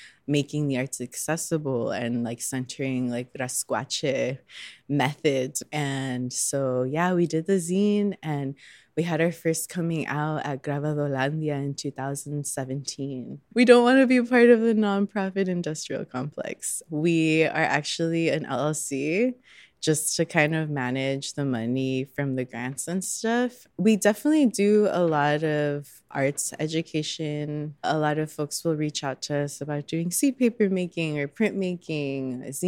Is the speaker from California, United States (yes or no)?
yes; Southeast Los Angeles County, California, United States; moved away as an adult; now in Chicago, United States; I'm actually from Southeast Los Angeles County, but I moved here in 2015.